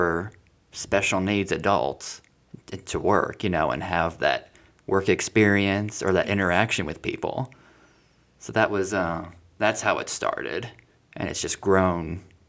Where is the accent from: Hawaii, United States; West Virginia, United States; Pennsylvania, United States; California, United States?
Hawaii, United States; also born or lived in Florida; So I was born in Florida, and then Jordan was actually born in Chicago. So we were born in different cities, a few years apart. And then eventually, after my mom finished law school in Chicago, she moved us to Hawaii, and we stayed there a good 8 years.